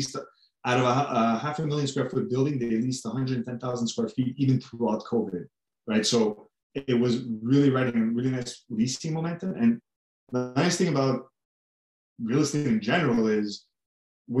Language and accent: English; Canada; we're originally from Canada. We still are Canadian based